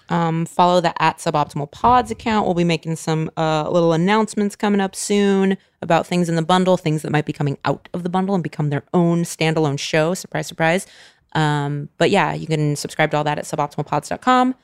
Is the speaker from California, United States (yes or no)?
yes; California, United States; I grew up in California